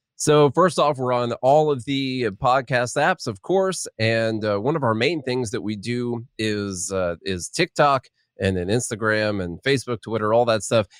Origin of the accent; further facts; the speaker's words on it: southern Illinois, United States; moved away as an adult; now in Nashville, United States; I'm from Illinois, but I'm from the Kentucky part of Illinois